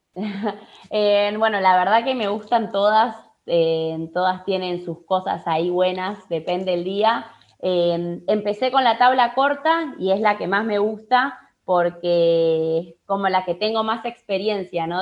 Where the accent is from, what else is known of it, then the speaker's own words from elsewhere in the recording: Buenos Aires, Argentina; also born or lived in Mar del Plata, Argentina; yo soy de Capital en realidad